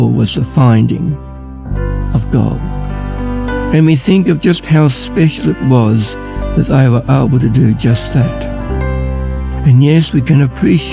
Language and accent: English; Ballarat, Victoria, Australia; I'm from Ballarat